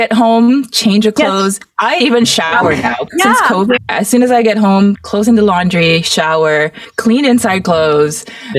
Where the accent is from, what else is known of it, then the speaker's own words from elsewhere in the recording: Mauritius; moved away; I grew up in Mauritius, which is a tiny island east of Madagascar. And actually, over 50% of the population, I think, is of Indian descent. I was a minority as a light-skinned Chinese person.